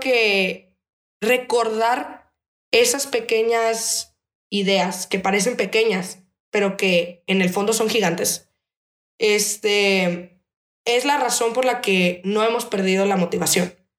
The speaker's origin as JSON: {"language": "Spanish", "country": "Mexico", "said": "somos mexicanos porque vivimos en una tierra que han pisado ancestros"}